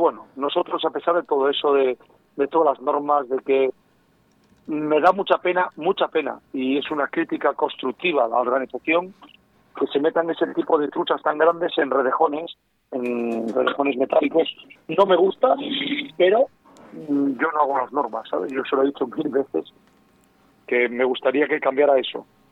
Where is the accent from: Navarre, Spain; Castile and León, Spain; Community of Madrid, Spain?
Castile and León, Spain; soy leonés